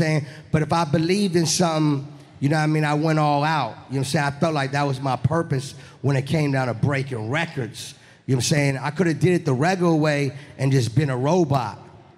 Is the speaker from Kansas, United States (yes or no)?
no; Miami, Florida, United States; also born or lived in New Orleans; Yeah, I was born in New Orleans, but I was raised in Florida. I rep the 305 Miami. I've been in Miami for over 28 years.